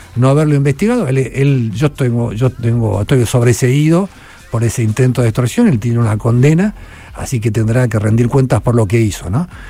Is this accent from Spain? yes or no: no; Argentina; Yo soy el periodista argentino que más premios internacionales ganó